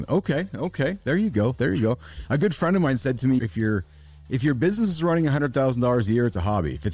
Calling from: Winnipeg, Manitoba, Canada; So I'm in Winnipeg, Canada. So we're a two-hour direct plane flight to Denver, actually.

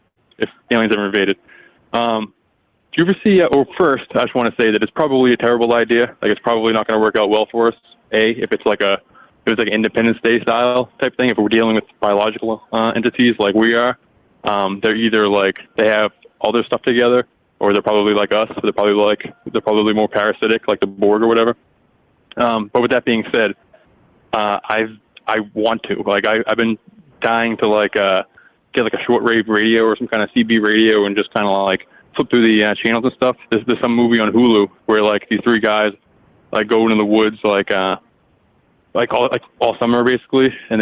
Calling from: Massachusetts, United States; from Mass, the ….

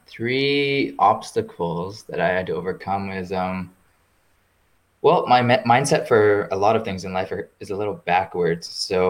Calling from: Iceland; I am currently calling from Iceland, which is where I am based right now.

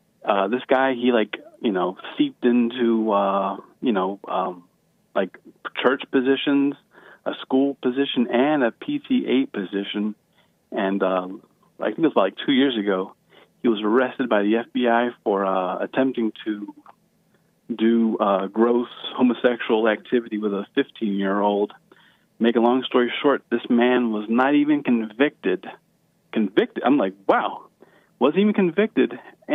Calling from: Chicago, Illinois, United States; I'm calling you from the People's Republic of Chicago.

